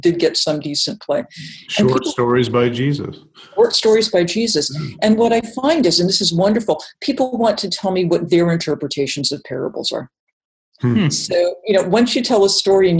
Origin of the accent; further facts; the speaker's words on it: Massachusetts, United States; I'm from Massachusetts. I learned all about the Pilgrims